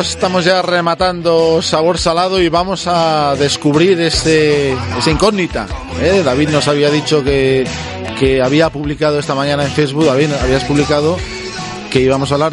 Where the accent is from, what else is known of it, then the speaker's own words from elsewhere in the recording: Seville, Andalusia, Spain; Bueno, yo vengo de Sevilla y ya os he dicho que allí hay competición de restaurantes por la mejor ensaladilla rusa.